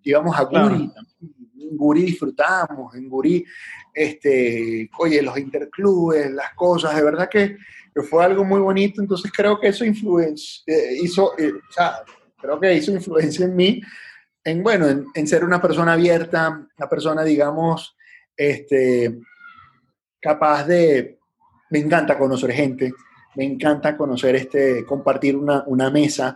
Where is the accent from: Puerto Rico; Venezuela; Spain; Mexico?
Venezuela; also born or lived in Lima, Peru / Caracas, Venezuela / Puerto Ordaz, Venezuela; a los seis años, después de vivir unos seis añitos allá en Lima, eh, nos vinimos para acá, para Venezuela